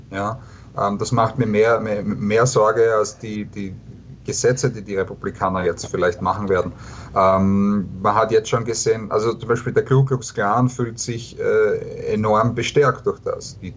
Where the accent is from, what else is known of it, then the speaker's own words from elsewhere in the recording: Austria; aus Österreich, da haben wir das über viele Jahre ähm, verfolgt